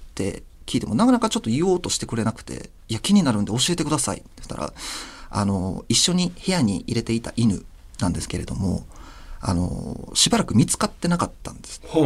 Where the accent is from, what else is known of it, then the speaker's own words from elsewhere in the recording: Osaka, Japan; 僕があ地元が大阪なんですけれども